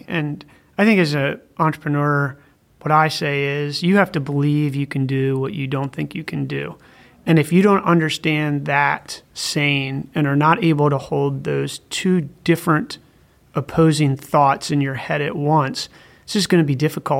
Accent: East Coast, United States; Going back, I grew up on the East Coast.

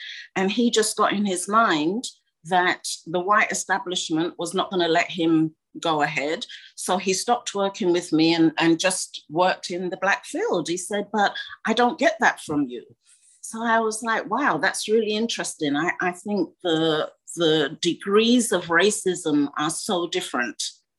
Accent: Ghana; you know, being a Ghanaian makeup, of course, my mother was horrified.

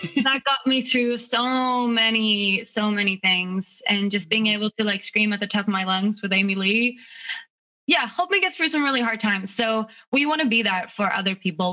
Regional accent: Stockholm, Stockholm County, Sweden; moved away as an adult; now in United States; I grew up in Stockholm, which is the capital

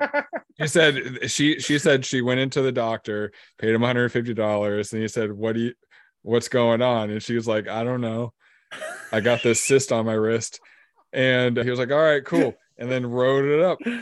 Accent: Lincoln City, Oregon, United States; I grew up in Lincoln City, and I live just outside of there now.

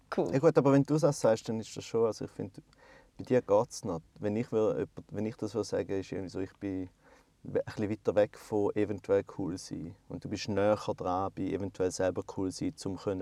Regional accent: Switzerland; bei uns in der Schweiz

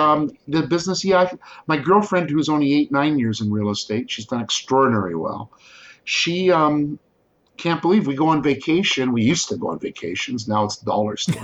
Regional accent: Guelph, Ontario, Canada; I grew up in Guelph when it was only 30,000-35,000 population.

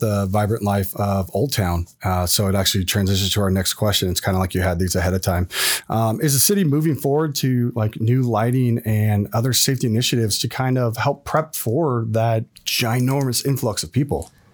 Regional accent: California, United States; now in Scottsdale, United States; I'm from California

